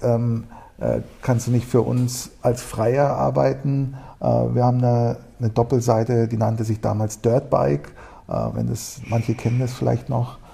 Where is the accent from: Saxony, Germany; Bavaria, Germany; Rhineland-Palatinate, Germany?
Bavaria, Germany; Munich; komme aus München, bin, hier, äh, bin auch in München geboren